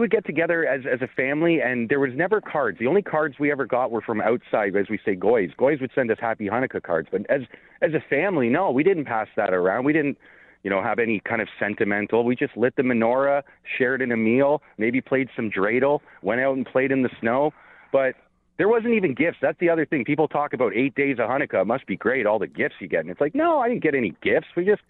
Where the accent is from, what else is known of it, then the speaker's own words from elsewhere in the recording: Canada; as a Canadian